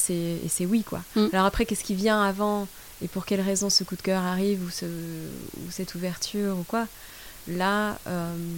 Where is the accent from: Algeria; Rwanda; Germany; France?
France; also born or lived in Brussels, Belgium / India; now in Colombia; je suis française